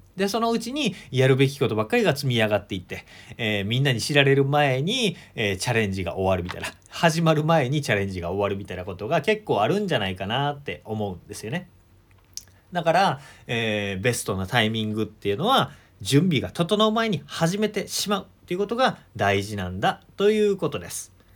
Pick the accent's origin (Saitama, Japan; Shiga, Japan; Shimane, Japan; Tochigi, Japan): Shiga, Japan; 地元の滋賀県